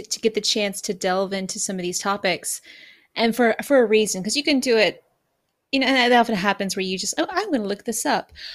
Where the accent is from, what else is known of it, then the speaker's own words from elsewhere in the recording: United States; now in Japan; as an American